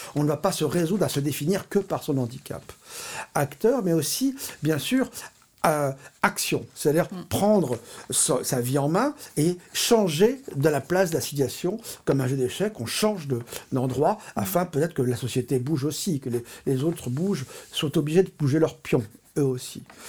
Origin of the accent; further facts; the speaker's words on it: Paris, Île-de-France, France; Je suis né à Paris et je vis depuis toujours à Paris.